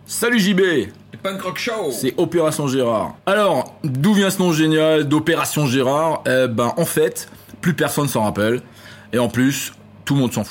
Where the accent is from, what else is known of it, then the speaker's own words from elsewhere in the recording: Strasbourg region, Grand Est, France; On vient de la région de Strasbourg